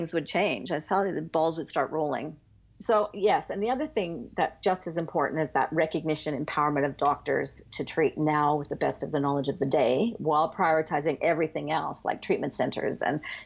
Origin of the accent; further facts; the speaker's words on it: Canada; now in Australia; I am Canadian by birth